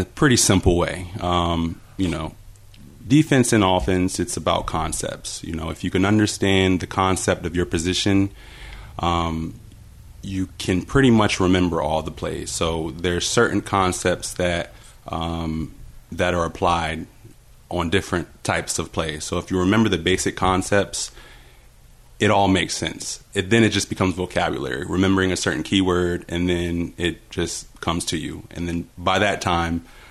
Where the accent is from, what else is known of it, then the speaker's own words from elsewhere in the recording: Virginia Beach, Virginia, United States; moved away as an adult; also born or lived in Fairmont, West Virginia / Florida; Virginia Beach is my true home. Grew up there my entire life